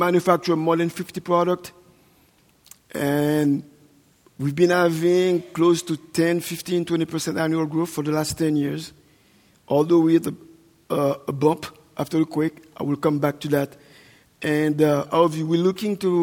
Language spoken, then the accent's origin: English; Haiti; also born or lived in New York, United States; I'm Haitian, born and raised, and I think you will think that we don't have that kind of snow in Haiti